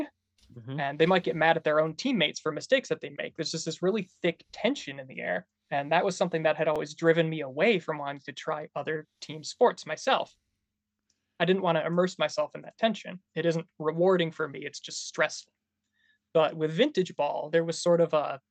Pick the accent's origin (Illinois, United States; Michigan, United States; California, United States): Michigan, United States; Bay City; now in Lansing, United States; I'm from Bay City originally